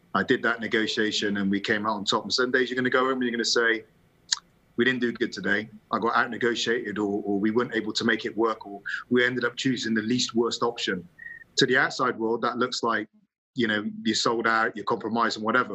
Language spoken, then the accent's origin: English; England, United Kingdom; you see me as English